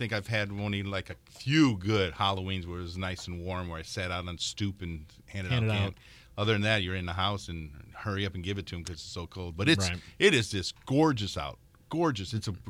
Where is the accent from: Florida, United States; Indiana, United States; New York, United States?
Indiana, United States; Merrillville; Even though I'm a Maryville grad